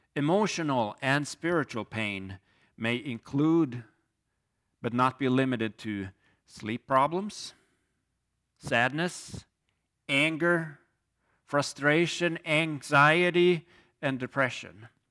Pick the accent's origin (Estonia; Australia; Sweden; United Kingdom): Sweden; moved away as an adult; now in Hinsdale, United States; I'm originally from Sweden, came to the U S twenty-one years ago as a student